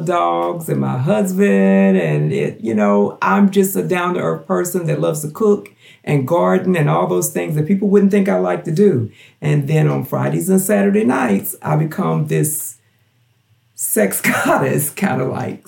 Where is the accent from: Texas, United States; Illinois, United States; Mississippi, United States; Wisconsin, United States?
Mississippi, United States; Gulfport; also born or lived in Knoxville, Tennessee; now in Strawberry Plains, United States; before i moved to tennessee i lived in gulfport mississippi which is where my hometown where i'm from